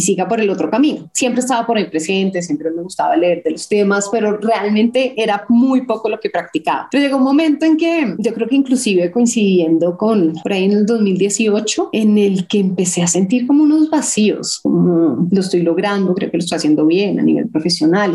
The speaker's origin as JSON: {"language": "Spanish", "country": "Colombia", "tie": "born or raised there", "said": "nosotros estábamos creciendo en Colombia"}